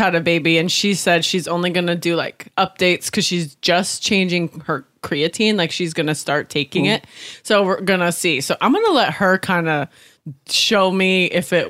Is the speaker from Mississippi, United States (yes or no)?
no; Washington, United States; I'm from Washington State